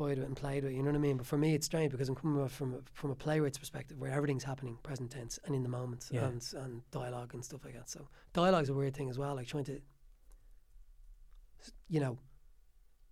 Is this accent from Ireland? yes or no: yes; Tallaght, Leinster, Ireland; the place where I grew up in Tallaght